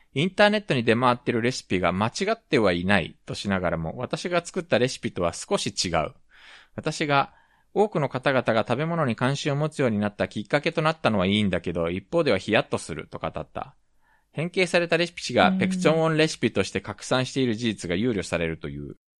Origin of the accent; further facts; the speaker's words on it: Japan; also born or lived in South Korea; 日本生まれ韓国在住経験あり